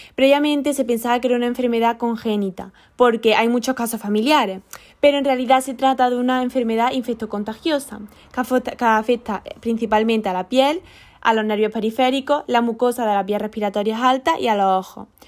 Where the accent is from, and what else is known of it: Spain